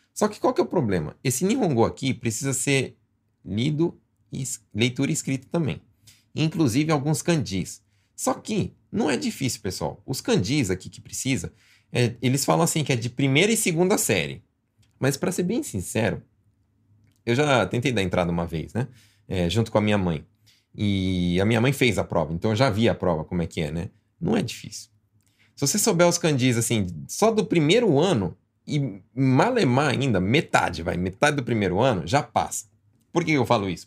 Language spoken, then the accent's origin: Portuguese; Brazil; now in Japan; eu nasci no Brasil, eu tenho brasileiro.